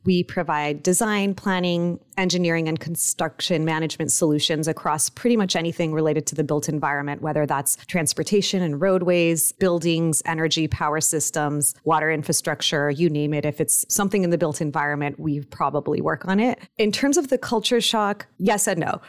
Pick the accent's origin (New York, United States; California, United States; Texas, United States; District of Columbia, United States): California, United States; Los Angeles; also born or lived in Mexico; I was born in Mexico and raised in Los Angeles, so I went back and forth a lot as a kid.